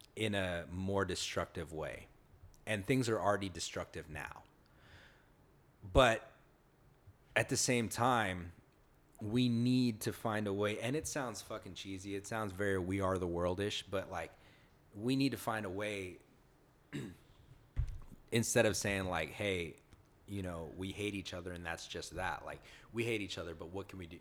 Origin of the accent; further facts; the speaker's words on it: the South, United States; moved away; also born or lived in California; I was born here, but I grew up in the South